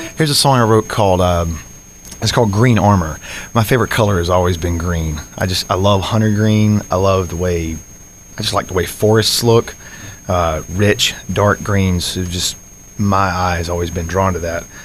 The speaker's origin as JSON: {"language": "English", "town": "Adel", "region": "Georgia", "country": "United States", "said": "I'm from South Georgia. I'm from a small town called Adel, just uh, just south or I'm sorry, north of uh, Valdosta"}